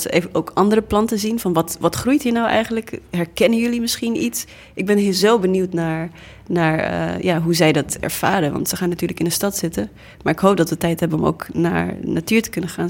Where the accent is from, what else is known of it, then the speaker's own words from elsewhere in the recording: Groningen, Netherlands; Dutch is a second language; also born or lived in Namibia; now in Amsterdam, Netherlands; kwam dan eh, in, eh, in Groningen op school